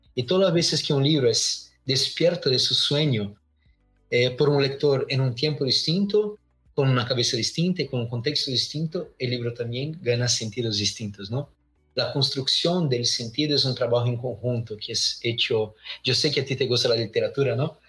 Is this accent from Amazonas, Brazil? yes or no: no; Londrina, Paraná, Brazil; Spanish is a second language; Soy acá de Brasil, del sur de Brasil, una pequeña ciudad llamada Londrina.